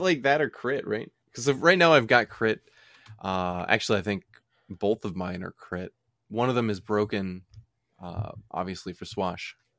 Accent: United States; we're American.

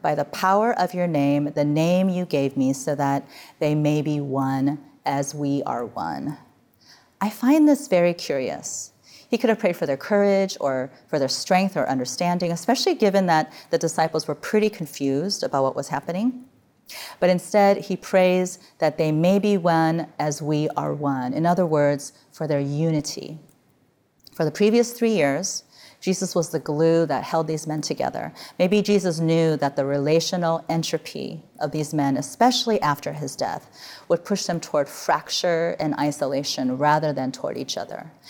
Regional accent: Midwest, United States; now in California, United States; I grew up in the Midwest where the sun went down in October

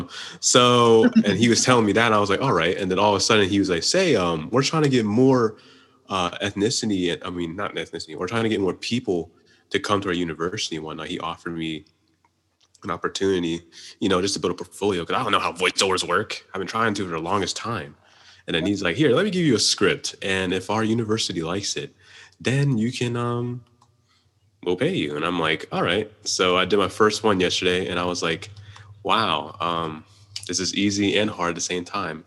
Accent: Pittsburgh, Pennsylvania, United States; I'm a filmmaker from the Pittsburgh area

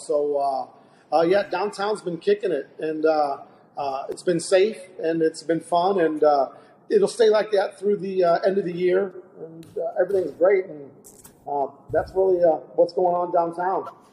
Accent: Belleville, Illinois, United States; I grew up in Belleville, so I went to Whiteside, went to Belleville East, so I'm a Warrior Lancer and a Belleville product all the way through

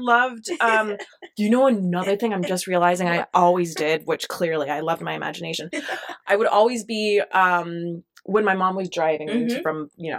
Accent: Albuquerque, New Mexico, United States; Albuquerque, New Mexico. Honestly, I loved it. I had quite a childhood.

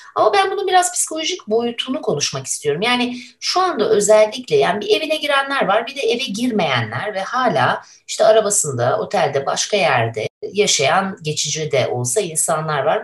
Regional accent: İzmir, Turkey; moved away; bir İzmirli olarak

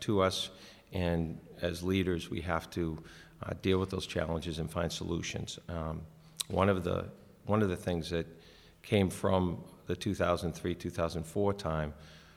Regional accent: Braintree, Massachusetts, United States; I grew up in Braintree. I graduated from Braintree High in 1983.

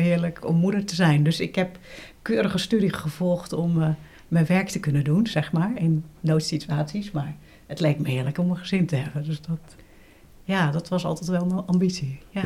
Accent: Gouda, South Holland, Netherlands; moved away as an adult; also born or lived in Rotterdam / Wageningen / Amsterdam; now in Leiden, Netherlands; Ik ben geboren in Rotterdam en opgegroeid in Gouda

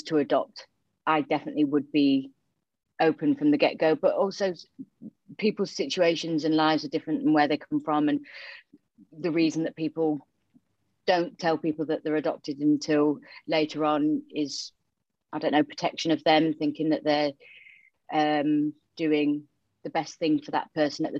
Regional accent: Yorkshire and the Humber, United Kingdom; accent: Yorkshire twang; also born or lived in Romania; I was born in Romania and then I was adopted to North Yorkshire. So hence the Yorkshire twang.

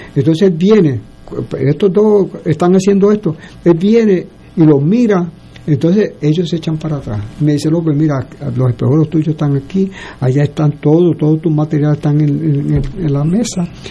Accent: Puerto Rico; Nosotros somos puertorriqueños

